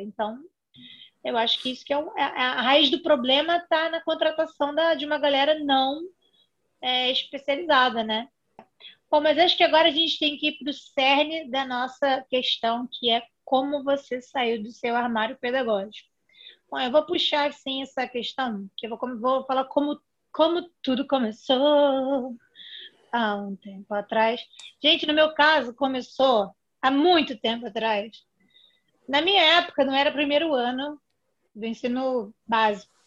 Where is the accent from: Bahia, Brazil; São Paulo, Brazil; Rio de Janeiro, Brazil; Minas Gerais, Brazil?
Rio de Janeiro, Brazil; Eu sou aqui do Rio de Janeiro, talvez pelo sotaque seja fácil de perceber.